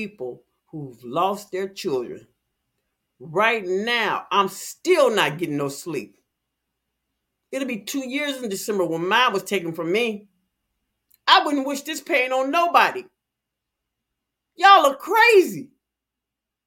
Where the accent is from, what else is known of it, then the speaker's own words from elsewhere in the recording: Chicago, Illinois, United States; I'm from Chicago.